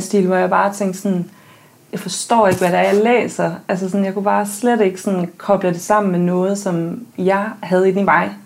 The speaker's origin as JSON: {"language": "Danish", "area": "countryside outside Aarhus", "region": "Central Denmark Region", "country": "Denmark", "tie": "born or raised there", "said": "jeg er født og opvokset på landet uden for Aarhus"}